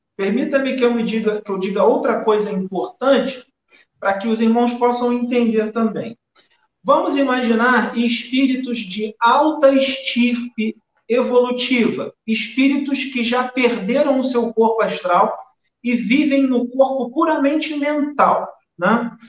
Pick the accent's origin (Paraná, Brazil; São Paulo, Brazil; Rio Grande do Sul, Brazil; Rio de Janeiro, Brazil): Rio de Janeiro, Brazil; accent: carioca; eu sou carioca